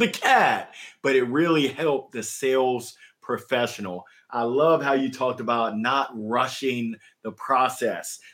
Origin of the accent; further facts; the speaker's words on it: the South, United States; accent: Southern; that's my Southern accent coming out